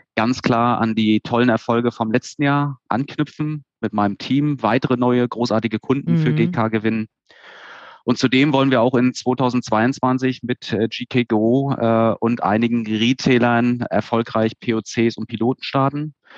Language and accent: German; Stralsund, Mecklenburg-Vorpommern, Germany; Also ich bin in Stralsund geboren und aufgewachsen.